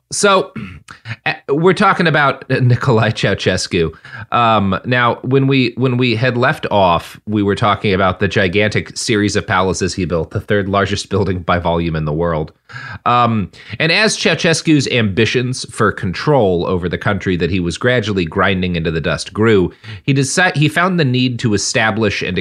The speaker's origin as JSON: {"language": "English", "town": "Boston", "region": "Massachusetts", "country": "United States", "accent": "Boston", "said": "based on my my incredible Boston accent. So I, I want to just play that for everyone right now as a little treat. … from Boston."}